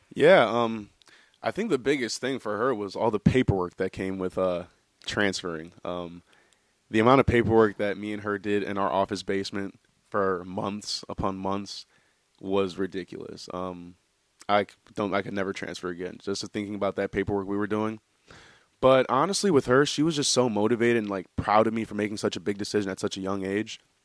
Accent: Midwest, United States; moved away as an adult; now in New Hampshire, United States; I'm a guy from the Midwest

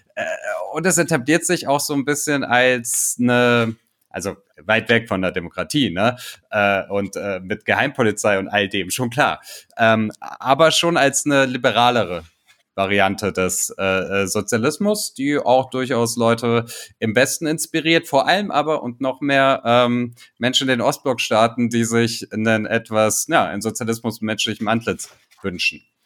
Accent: Tuzla, Federation of Bosnia and Herzegovina, Bosnia & Herzegovina; in Tuzla, in meiner Geburtsstadt

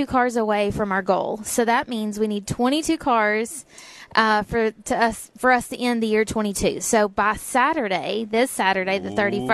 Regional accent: Kingsport, Tennessee, United States; My parents live in Kingsport, Tennessee. That's my hometown

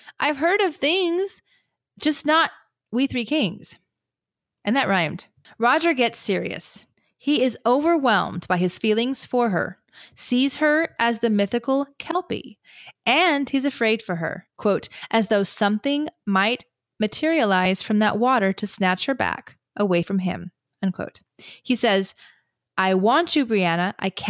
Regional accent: Canada; And I'm a Canadian in my middle 50s.

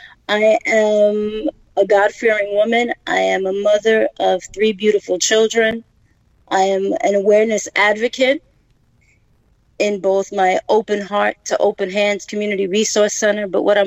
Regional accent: New York City, New York, United States; I was born and raised in Brooklyn.

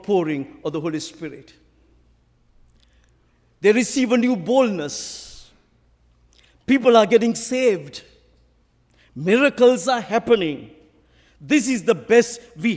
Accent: Sri Lanka; accent: Sri Lankan; I will keep to my own original Sri Lankan accent

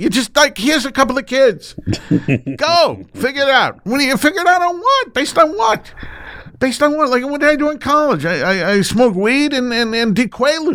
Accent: Buffalo, New York, United States; moved away as an adult; also born or lived in Los Angeles; We relocated to Buffalo, my hometown.

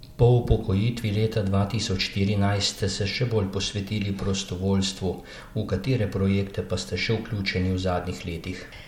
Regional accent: Slovenia

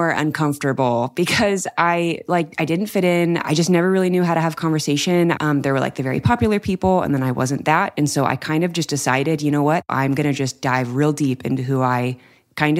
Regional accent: Anaheim, California, United States; I grew up in California, right down the street from Disneyland.

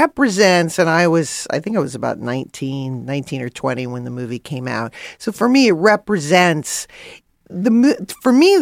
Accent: New York, United States; growing up in Queens

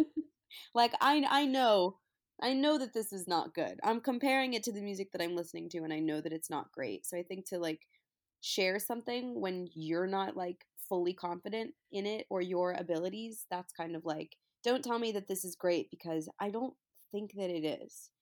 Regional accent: New York, United States; moved away as an adult; now in Los Angeles, United States; I'm from New York, so I went back to New York for a while to be with my family

